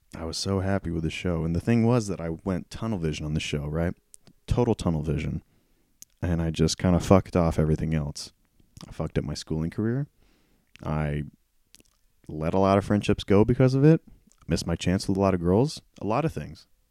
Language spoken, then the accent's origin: English; Prather, California, United States; I've lived in this town, my hometown, for so long. To give you an idea, I live in, uh, a town, close to a town called Prather, and it's about, ooh, forty-five minutes to an hour away from Fresno